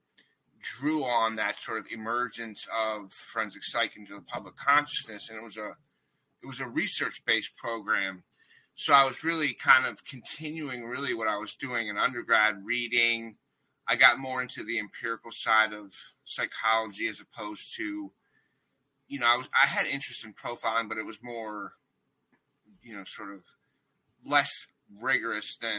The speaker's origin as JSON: {"language": "English", "area": "D.C.", "region": "District of Columbia", "country": "United States", "tie": "born or raised there", "also_born_or_lived": "Erie, Pennsylvania", "moved": "as an adult", "said": "I grew up outside of Washington, D.C."}